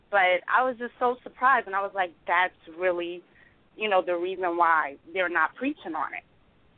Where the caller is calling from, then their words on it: New York, United States; I'm from New York, Long Island.